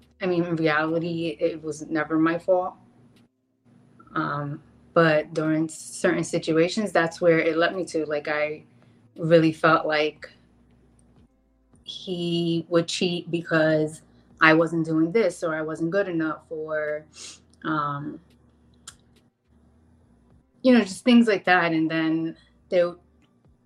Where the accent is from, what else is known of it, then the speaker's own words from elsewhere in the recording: Jersey City, New Jersey, United States; now in Kentucky, United States; we grew up in Jersey City. So I'm originally from there, but I now live in Kentucky